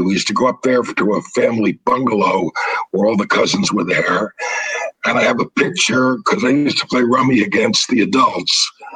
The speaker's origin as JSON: {"language": "English", "town": "New York City", "region": "New York", "country": "United States", "tie": "born or raised there", "said": "I grew up in the Bronx, kind of a high risk neighborhood"}